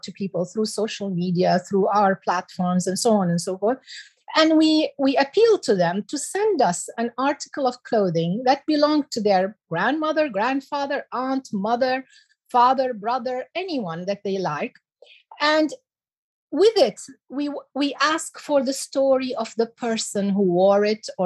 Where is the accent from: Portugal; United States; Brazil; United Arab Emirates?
United Arab Emirates; also born or lived in Iraq; I came to the UAE and I grew up in the UAE